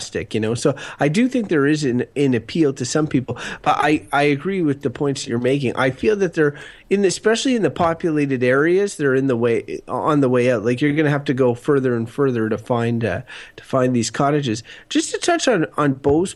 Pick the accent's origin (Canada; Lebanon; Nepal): Canada; Wakefield, Quebec; I grew up in Wakefield on the water, and it is cottage-esque.